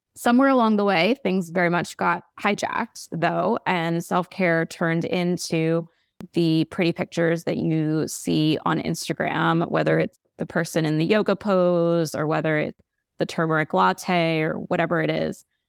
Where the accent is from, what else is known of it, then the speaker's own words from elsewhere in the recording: United States; we're American